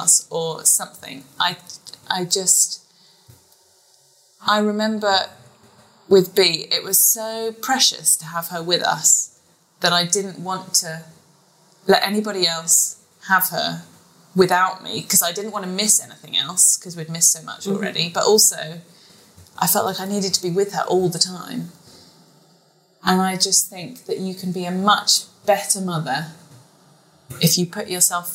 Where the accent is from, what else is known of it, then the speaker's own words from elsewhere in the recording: United Kingdom; now in Dubai, United Arab Emirates; I'm a Brit in Dubai